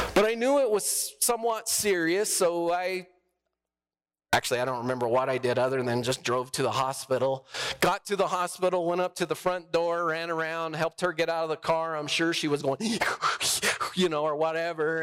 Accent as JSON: {"language": "English", "region": "New Mexico", "country": "United States", "moved": "yes", "said": "I'm from New Mexico"}